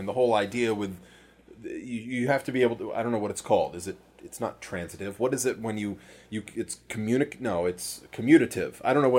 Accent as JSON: {"language": "English", "region": "Maine", "country": "United States", "tie": "born or raised there", "said": "Where I grew up in Maine"}